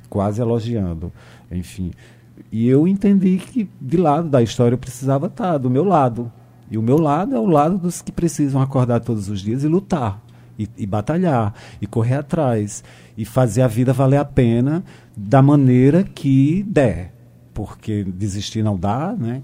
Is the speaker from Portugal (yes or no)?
no; Brazil; eu sou filho desse Brasil